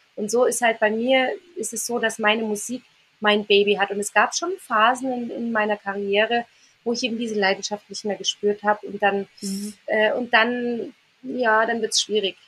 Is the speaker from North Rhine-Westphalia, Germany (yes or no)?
no; near Reit im Winkel, Bavaria, Germany; ganz nah äh, an meinem Heimatort ist, an meinem Wohnort